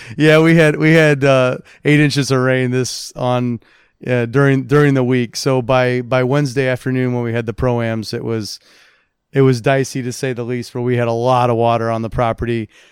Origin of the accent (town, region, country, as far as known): South Bend, Indiana, United States; born or raised there; moved away as an adult; also born or lived in New Jersey / Scotland